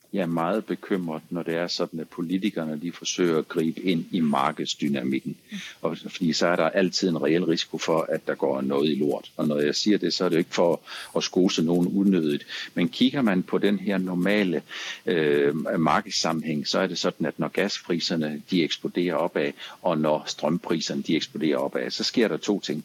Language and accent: Danish; Langeland, Southern Denmark, Denmark; jeg er født på Langeland